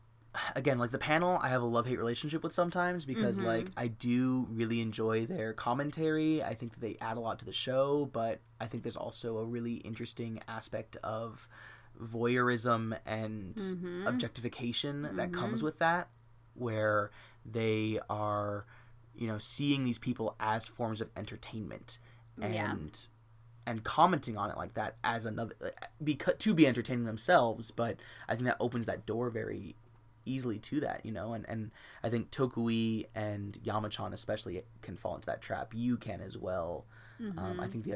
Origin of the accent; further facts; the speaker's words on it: United States; as an American